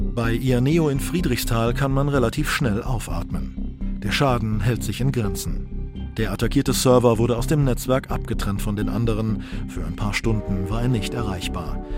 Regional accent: Saarland, Germany; bei uns im Saarland

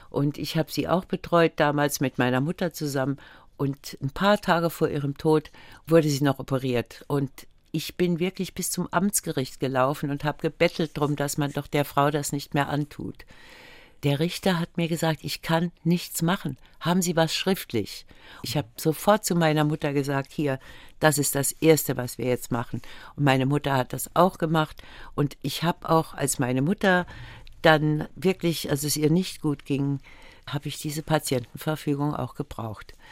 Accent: Völklingen, Saarland, Germany; war so ein bisschen am Rande von Völklingen und ich bin so ganz normal aufgewachsen.

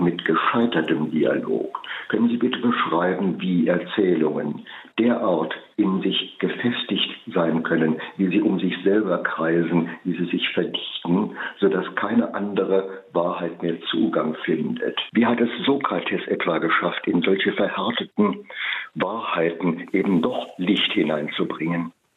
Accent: Freiburg im Breisgau, Baden-Württemberg, Germany; now in Tübingen, Germany; Ich bin in Freiburg-Wiehre aufgewachsen, im Freiburg in Breisgau in einem äh, sehr, sehr grünen Viertel.

